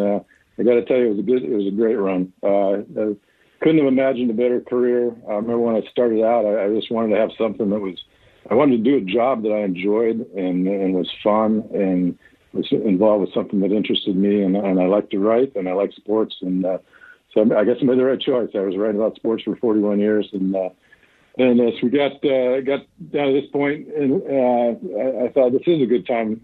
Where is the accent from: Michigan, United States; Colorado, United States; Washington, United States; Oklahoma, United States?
Washington, United States; Bothell; I grew up in Bothell. Uh, I went to Bothell High School